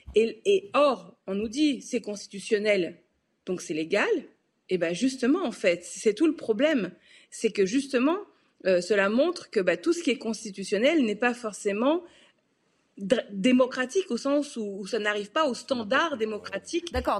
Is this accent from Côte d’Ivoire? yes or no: no; France; en tant que Français